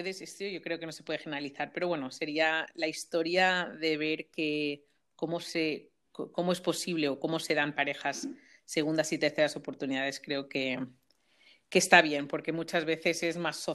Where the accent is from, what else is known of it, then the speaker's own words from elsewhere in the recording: Balearic Islands, Spain; now in Germany; siempre tengo que especificar aquí cuando estoy en Alemania mm, que, soy de Mallorca y que todavía es, todavía es España, ¿no?